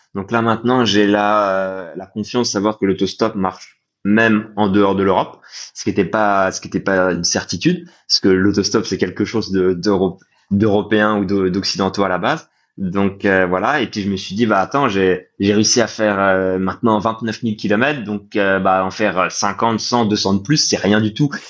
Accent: Nancy, Grand Est, France; moi je viens de Nancy ce qui fait que dans l'est de la France

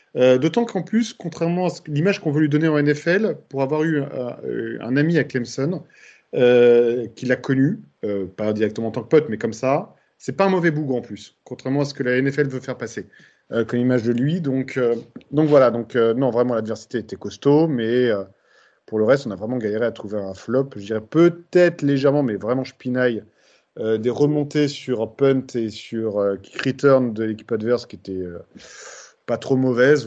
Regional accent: Bordeaux, Nouvelle-Aquitaine, France; comme on dit chez moi à Bordeaux

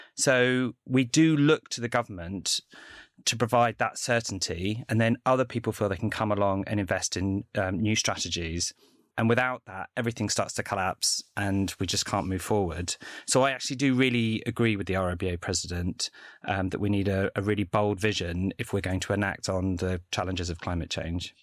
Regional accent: London, United Kingdom; I grew up in London

